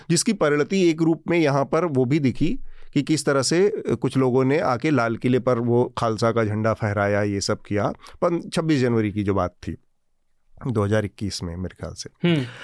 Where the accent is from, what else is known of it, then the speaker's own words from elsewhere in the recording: Assam, India; मैं पंजाबी या सिख नहीं हूँ मैं असमिया हूँ